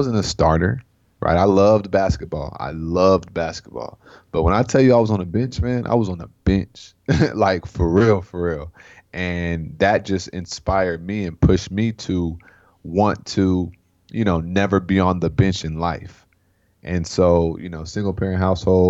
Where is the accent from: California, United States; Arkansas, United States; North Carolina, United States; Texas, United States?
California, United States; Sacramento; I'm from Sacramento, California, so I'm a Cali boy at heart